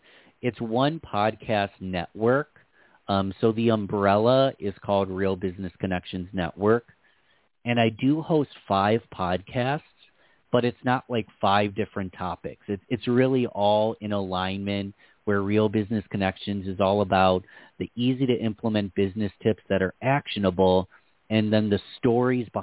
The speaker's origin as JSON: {"language": "English", "town": "Rochester", "region": "New York", "country": "United States", "said": "I'm from Rochester, New York."}